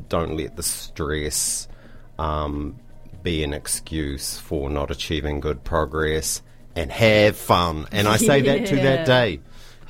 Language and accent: English; New Plymouth, Taranaki, New Zealand; now in Dunedin, New Zealand; growing up in New Plymouth was really good for me